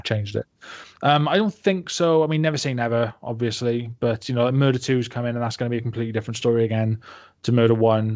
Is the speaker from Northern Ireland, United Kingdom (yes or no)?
no; Barry, Wales, United Kingdom; moved away as an adult; also born or lived in village near Cardiff, Wales / Manchester, England; I came from like a dead sleepy village just outside of Cardiff right and and um, before that I was you know like born and raised in Barry